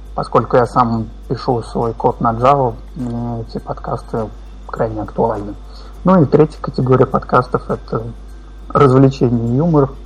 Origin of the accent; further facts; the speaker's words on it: Kazan, Tatarstan, Russia; я из Казани, это где-то в центре России